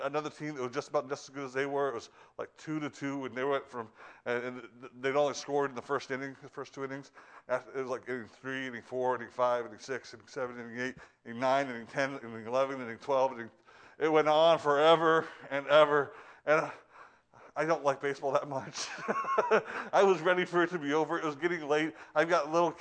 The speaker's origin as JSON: {"language": "English", "country": "United States", "moved": "yes", "lives_now": "Northeast, United States", "said": "I come from down south. I come from the Midwest."}